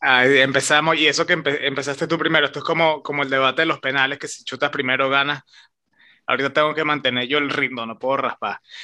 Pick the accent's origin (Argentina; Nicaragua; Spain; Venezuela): Venezuela; nosotros somos venezolanos